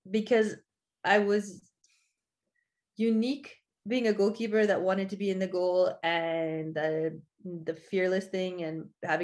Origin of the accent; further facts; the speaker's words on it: West Coast, United States; moved away as an adult; also born or lived in Sweden / Italy / Netherlands; now in France; I went to college on the East Coast and I'm from the West Coast